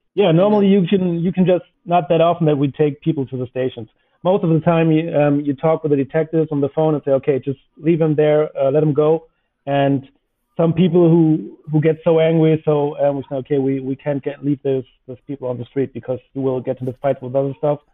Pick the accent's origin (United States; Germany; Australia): Germany; Northern Germany; as I come from the North